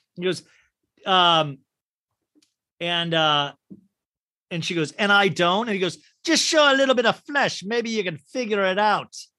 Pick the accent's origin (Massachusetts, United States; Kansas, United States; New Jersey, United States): Kansas, United States; Olathe; I'm from Olathe, Kansas